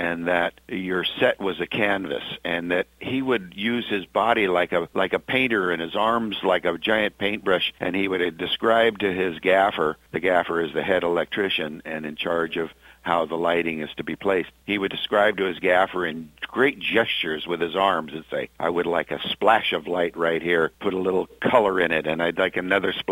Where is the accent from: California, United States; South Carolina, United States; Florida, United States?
California, United States; Bay Area; having been both of us born and raised in the Bay Area